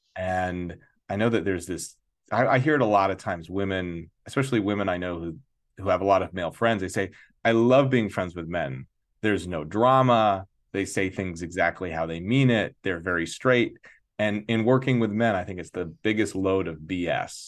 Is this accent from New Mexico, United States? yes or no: yes; Santa Fe, New Mexico, United States; now in New York City, United States; I grew up in Santa Fe, New Mexico, very progressive town